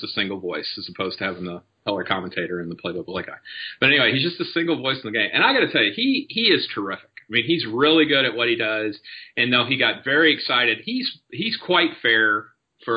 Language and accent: English; Paducah, Kentucky, United States; also born or lived in Madisonville, Kentucky; we both grew up there. And we grew up in Paducah in the western end of the state.